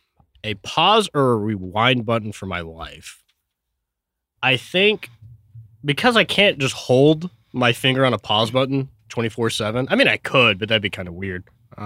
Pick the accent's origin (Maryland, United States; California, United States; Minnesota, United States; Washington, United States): Washington, United States; Tacoma; born there; I was born in Tacoma, Washington with my twin, Zach.